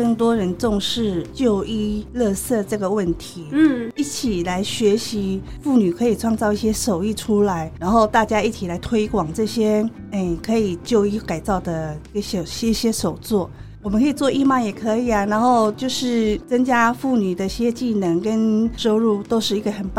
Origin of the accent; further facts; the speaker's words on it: Chiayi, Chiayi City, Taiwan; 对，我是嘉义人，